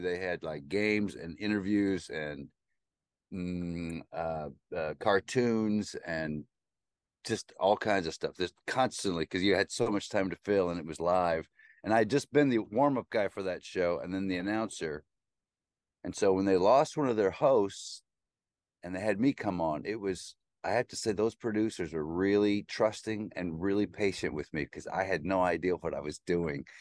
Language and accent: English; Nebraska, United States; moved away as an adult; also born or lived in Oklahoma / New York City; I grew up in Nebraska and a little bit in Oklahoma